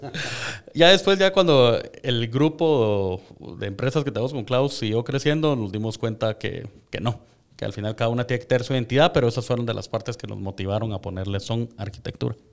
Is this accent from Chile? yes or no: no; Guatemala; como guatemaltecos tenemos un montón de valores